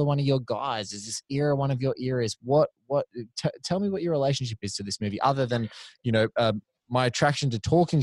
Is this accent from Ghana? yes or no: no; Australia; Doug and I, you know, we're both Aussies